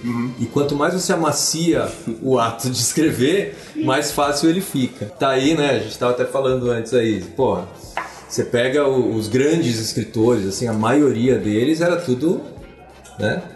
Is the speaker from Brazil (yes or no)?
yes; Brazil; a gente é brasileiro